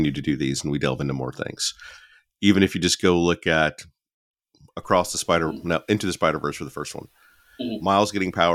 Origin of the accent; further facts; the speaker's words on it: Alabama, United States; growing up in Alabama